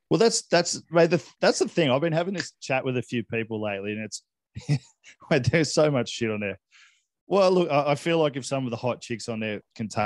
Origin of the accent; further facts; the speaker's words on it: Hong Kong; I grew up in Hong Kong, as you know, and I spent a lot of time in Asia, various different places.